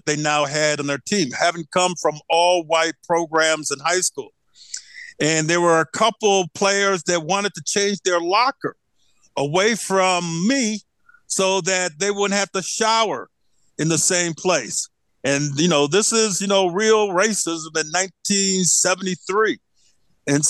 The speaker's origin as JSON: {"language": "English", "town": "Flint", "region": "Michigan", "country": "United States", "tie": "born or raised there", "said": "I'm from Flint, Michigan."}